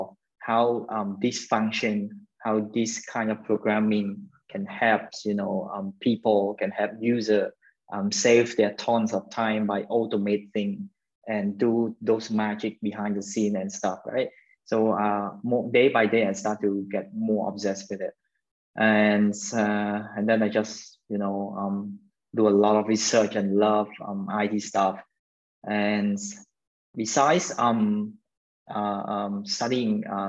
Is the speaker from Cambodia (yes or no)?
yes; Phnom Penh, Cambodia; I was born in Phnom Penh City. And raised in Phnom Penh City, Cambodia as well